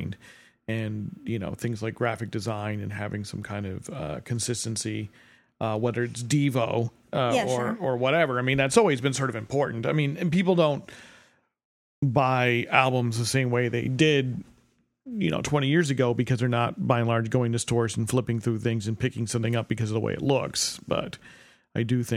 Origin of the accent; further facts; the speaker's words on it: New Jersey, United States; now in Chicago, United States; I'm from New Jersey. I moved to Chicago.